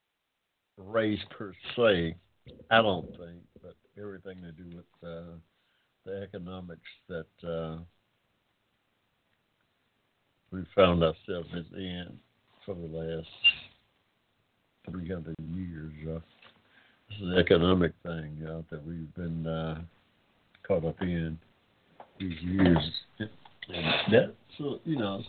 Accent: United States; I'm an American of African descent

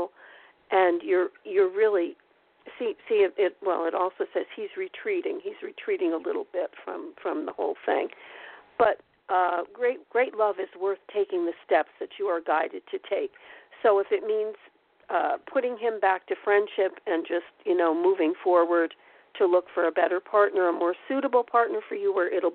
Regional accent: Pennsylvania, United States; moved away; also born or lived in Pocono Mountains; I'm from Pennsylvania. I lived there for 30 years

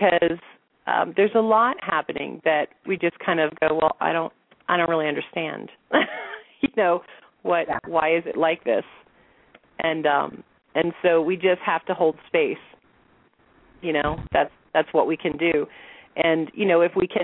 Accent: the Bible Belt, United States; moved away as an adult; now in Sedona, United States; I grew up in the Bible Belt.

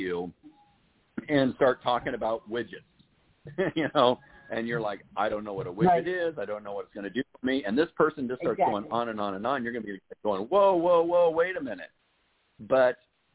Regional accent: Urbandale, Iowa, United States; moved away; I'm originally from Des Moines, from Urbandale

